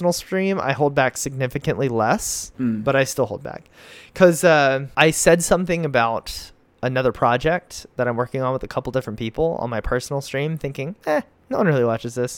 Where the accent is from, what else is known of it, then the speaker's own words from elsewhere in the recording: United States; I'm an American.